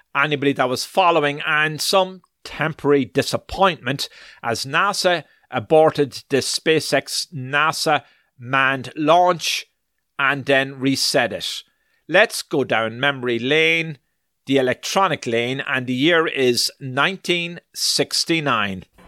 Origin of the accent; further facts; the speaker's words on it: Ireland; also born or lived in New York; now in United States; I was born in Ireland, so I am also an Irish citizen. Now, soon after we came to this wonderful land of America back in the 80s and settled in New York first